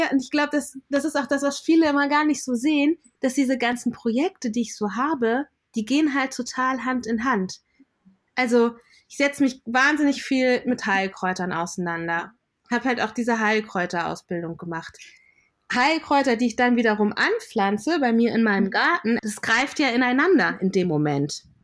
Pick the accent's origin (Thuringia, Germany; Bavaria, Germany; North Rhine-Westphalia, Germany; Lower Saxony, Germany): Lower Saxony, Germany; born there; Also ich bin in Deutschland geboren, in Niedersachsen. Da wachsen viele Knollengemüse.